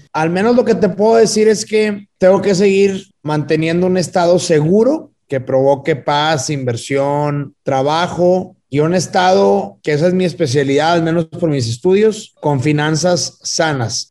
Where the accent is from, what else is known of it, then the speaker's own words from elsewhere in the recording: Nuevo León, Mexico; soy de Nuevo León y voy a ser gobernador de Nuevo León